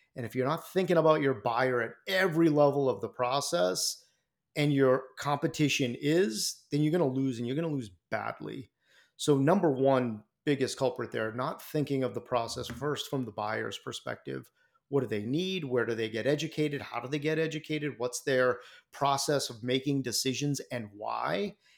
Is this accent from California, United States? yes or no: no; Boston, Massachusetts, United States; Boston guy out here in, uh, in my hometown